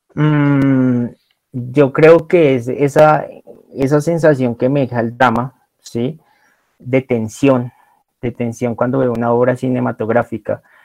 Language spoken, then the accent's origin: Spanish; Colombia; uno como colombiano